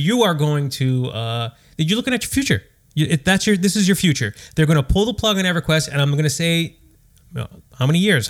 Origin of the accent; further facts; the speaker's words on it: United States